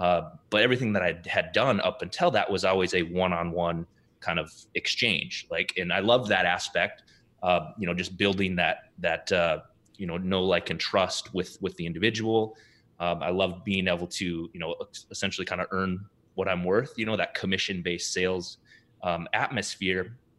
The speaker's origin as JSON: {"language": "English", "region": "South Dakota", "country": "United States", "tie": "born or raised there", "lives_now": "Minneapolis, United States", "said": "I was born and raised though in South Dakota, small town in South Dakota."}